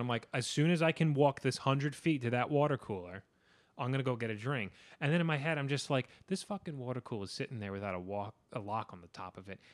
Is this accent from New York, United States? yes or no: yes; New York, United States; being a New Yorker, that's what makes me feel at home